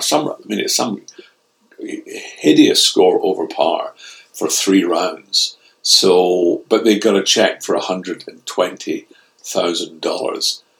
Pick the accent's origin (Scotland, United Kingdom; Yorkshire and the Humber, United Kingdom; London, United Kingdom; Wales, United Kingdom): Scotland, United Kingdom; being a Scotsman.